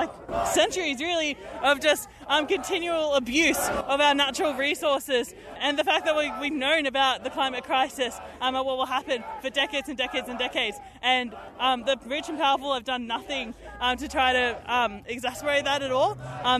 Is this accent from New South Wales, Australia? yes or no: yes; New South Wales, Australia; I'm from the Illawarra where they do longwall mining in the Illawarra water catchment.